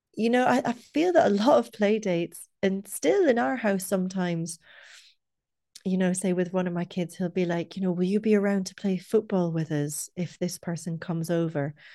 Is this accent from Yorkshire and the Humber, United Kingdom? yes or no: no; Scotland, United Kingdom; also born or lived in Dublin, Ireland; now in Cork, Ireland; I'm not from where we live, I'm from Scotland about a million years ago